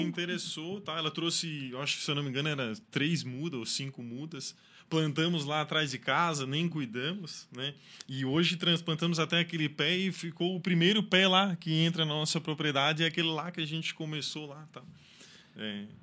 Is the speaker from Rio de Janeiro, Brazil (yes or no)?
no; Içara, Santa Catarina, Brazil; moro na Isara, cresci na Isara, sou isarense